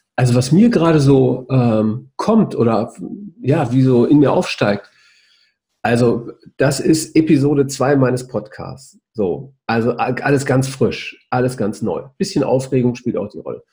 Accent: the Ruhr area, North Rhine-Westphalia, Germany; weil ich ein Kind des Reviers bin

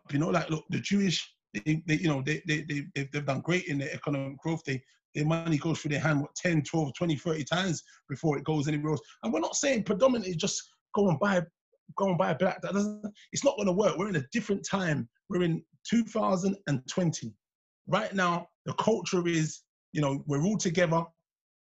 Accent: England, United Kingdom; I'm a proud English Jamaican

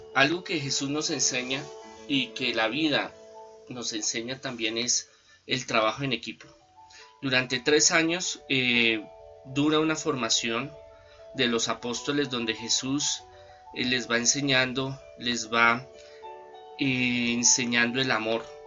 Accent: Colombia; nosotros los colombianos

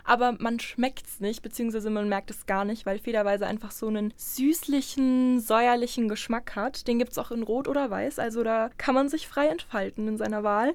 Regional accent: Schweinfurt, Bavaria, Germany; … und ich kommen beide aus Schweinfurt, sind hier auch geboren und kennen uns sogar schon aus der Schule

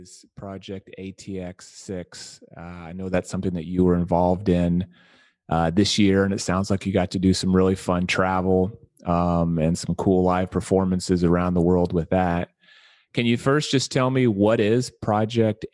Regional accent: Kansas City, Missouri, United States; now in Austin, United States; I'm from the Kansas City area

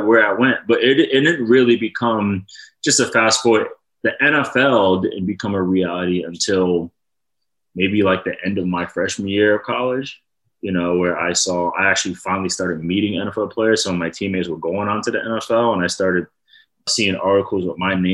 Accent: Rhode Island, United States; I'm from Rhode Island

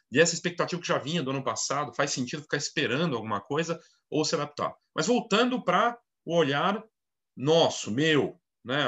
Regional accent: Brazil; todos nós, né, como brasileiros

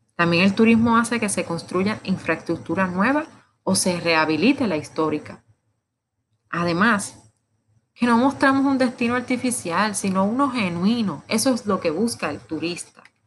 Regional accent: Puerto Rico; como decimos en Puerto Rico

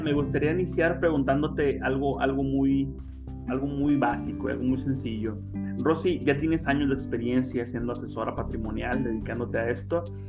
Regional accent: Mexico; los mexicanos

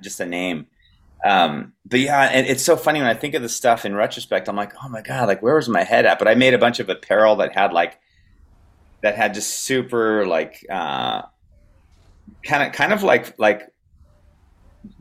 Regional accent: Southern California, United States; grew up skateboarding and I'm from Southern California

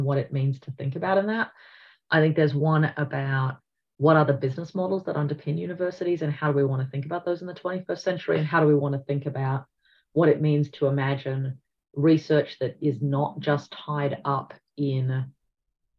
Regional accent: Australia; in Australia, we are going through a multi-generational shift

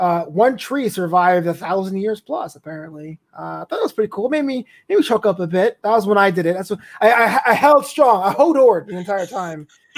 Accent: New York City, New York, United States; moved away as an adult; also born or lived in Florida; now in Los Angeles, United States; I'm from New York, and then I left home at 18. I went to Florida first. I went to Los Angeles, and I'm always in my brain, in my blood, I'm a New Yorker.

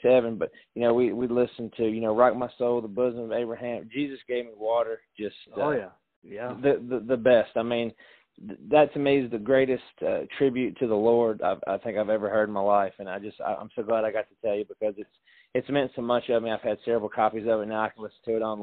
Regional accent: Tennessee, United States; we're from Tennessee

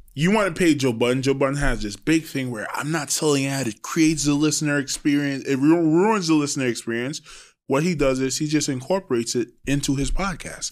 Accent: Trinidad & Tobago; I'm old school from Trinidad

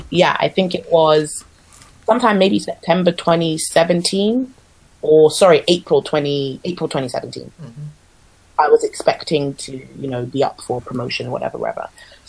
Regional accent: Nigeria; like even though I'm Nigerian, I was never really taught specific Afro dance

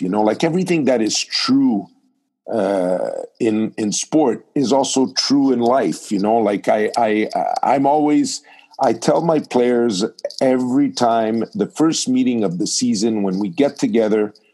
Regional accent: Montreal, Quebec, Canada; I was born in Montreal

